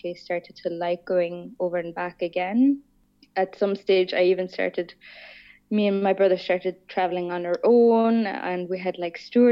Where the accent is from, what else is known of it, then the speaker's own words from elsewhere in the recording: Vienna, Austria; moved away; also born or lived in Ireland / Australia / Stockholm, Sweden; I was born in Vienna. I grew up just outside Vienna and I lived there for 10